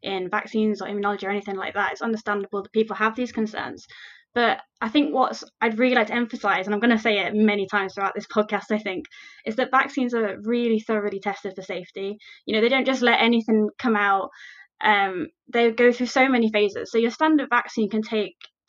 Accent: Nottingham, East Midlands, United Kingdom; moved away as an adult; also born or lived in Leeds; now in Belfast, United Kingdom; I'm originally from Nottingham in the UK

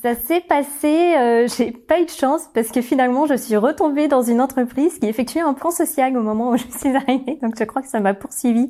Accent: Orléans, Centre-Val de Loire, France; j'ai grandi à Orléans

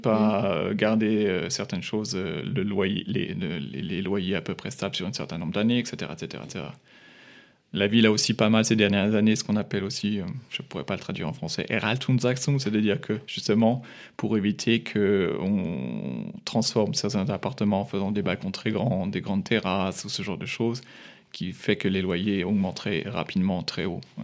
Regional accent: France; now in Munich, Germany; en tant que Français

